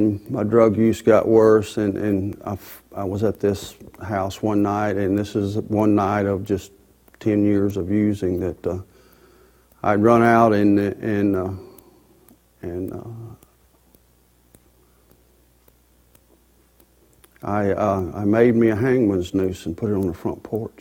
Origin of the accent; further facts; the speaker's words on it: Lawrenceburg, United States; I'm from Lawrenceburg